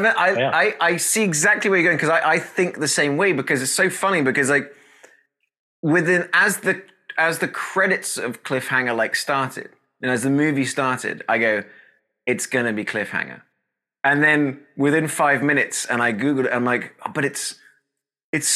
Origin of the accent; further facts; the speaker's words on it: United Kingdom; moved away; as the Brit